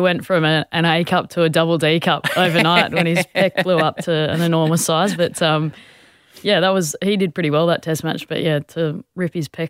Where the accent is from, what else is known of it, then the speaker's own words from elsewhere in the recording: Sydney, New South Wales, Australia; also born or lived in Queensland; I was born up there. We moved to Sydney when I was seven, and we've lived here ever since. So whilst I'm a Queenslander, deep, deep down, I've played all my sport for New South Wales, and I'm a New South Walesman through and through.